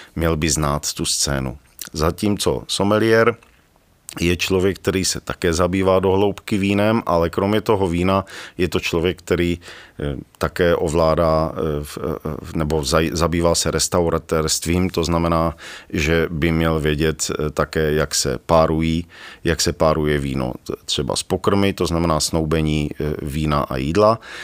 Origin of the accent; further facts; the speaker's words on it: Ostrava, Moravian-Silesian Region, Czechia; now in Rožnov pod Radhoštěm, Czech Republic; narodil jsem se v Ostravě, teď, eh, teď tedy Rožnov